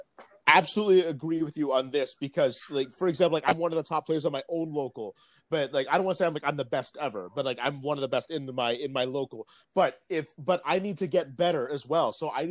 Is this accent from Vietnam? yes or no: yes; Vietnam; because I'd also like to see that in my home country of Vietnam.